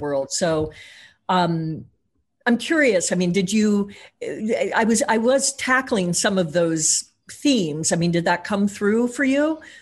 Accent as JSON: {"language": "English", "region": "Missouri", "country": "United States", "tie": "born or raised there", "said": "I grew up in Tornado Alley, um, in Missouri"}